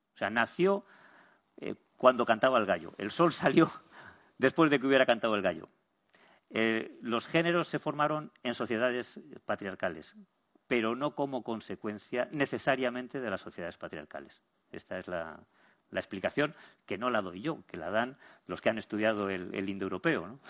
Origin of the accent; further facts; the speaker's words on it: Burgos, Castile and León, Spain; Yo, como soy de Burgos